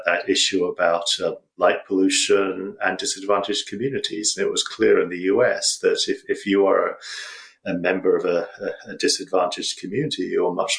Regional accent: United Kingdom; I'm British

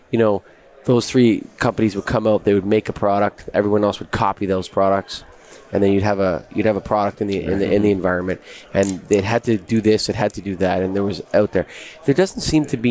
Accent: Canada; I'm a Canadian

